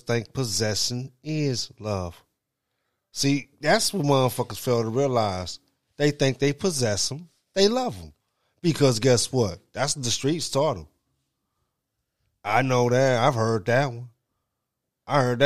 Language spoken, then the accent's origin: English; United States; We Americans